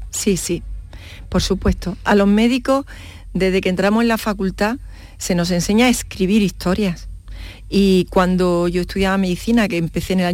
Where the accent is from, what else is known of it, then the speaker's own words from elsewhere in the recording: Lanteira, Andalusia, Spain; la verdad es que mi pueblo, Lanteira, pusieron el agua corriente en el año 1973, si no me equivoco. O sea, mm. Mm, prácticamente los nueve años que yo viví mi, primera infancia, que la viví allí, pues fue sin agua corriente.